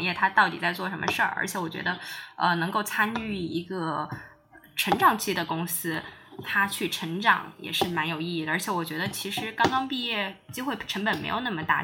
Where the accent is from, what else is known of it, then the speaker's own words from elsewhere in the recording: Chongqing, China; also born or lived in Hangzhou; now in Beijing, China; 那可能我家乡有个很好的机会，重庆有个很好的机会